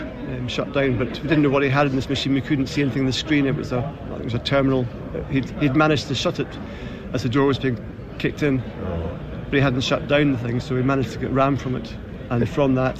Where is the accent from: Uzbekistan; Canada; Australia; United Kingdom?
United Kingdom; Edinburgh, Scotland; I'm from Edinburgh in Scotland.